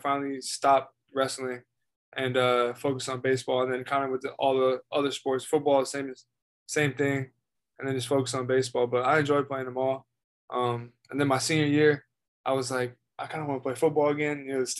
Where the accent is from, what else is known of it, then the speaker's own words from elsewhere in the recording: Frederick, Maryland, United States; now in Knoxville, United States; I'm from Frederick, Maryland.